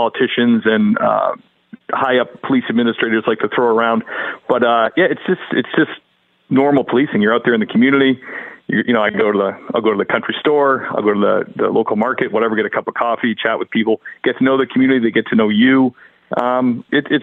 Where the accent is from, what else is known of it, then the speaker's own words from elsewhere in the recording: New England, Massachusetts, United States; I grew up in the Northeast